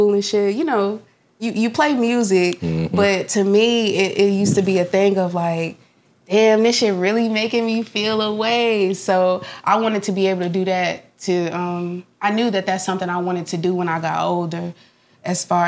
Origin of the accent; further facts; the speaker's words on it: Memphis, Tennessee, United States; also born or lived in Mississippi; now in Nashville, United States; I'm from Memphis, Tennessee